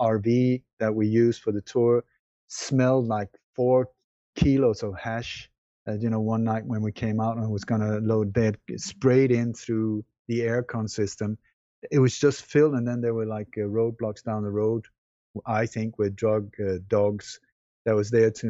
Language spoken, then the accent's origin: English; Sweden; moved away; also born or lived in Denmark; I was born in Denmark, but I grew up in Sweden